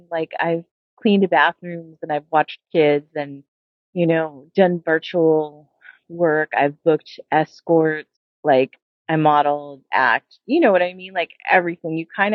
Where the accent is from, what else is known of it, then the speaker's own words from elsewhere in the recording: Las Vegas, Nevada, United States; also born or lived in Seattle; now in Los Angeles, United States; I was born and raised in Vegas and I moved to Seattle in 1996 and moved back to Las Vegas in 2005 and moved to here to LA in 2007.